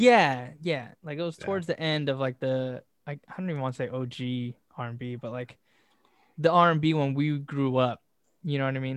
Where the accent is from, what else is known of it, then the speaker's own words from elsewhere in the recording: Southern California, United States; we're from Southern California